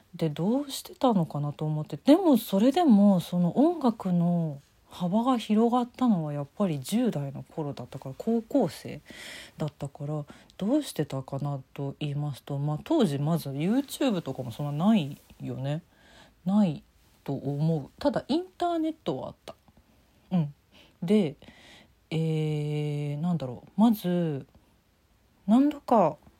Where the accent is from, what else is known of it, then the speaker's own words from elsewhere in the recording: Tokyo, Japan; 東京育ちだからってのありますけど